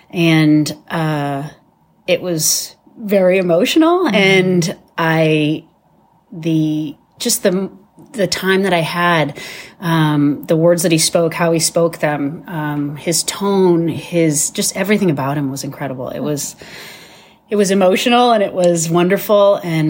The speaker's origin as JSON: {"language": "English", "region": "Massachusetts", "country": "United States", "tie": "born there", "lives_now": "New Hampshire, United States", "said": "Hi, I am from New Hampshire. I was born in Massachusetts, and I have lived in New Hampshire for over 25 years."}